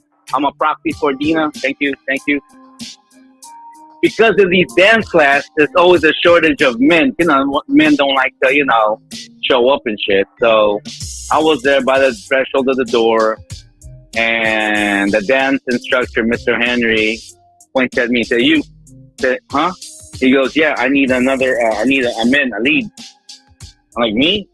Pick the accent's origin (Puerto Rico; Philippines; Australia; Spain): Philippines; me being Filipino, we got that Latin touch